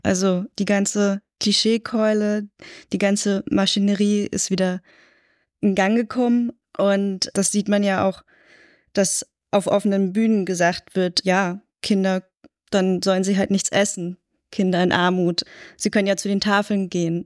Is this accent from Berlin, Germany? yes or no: yes; Berlin, Germany; Ich bin in West-Berlin aufgewachsen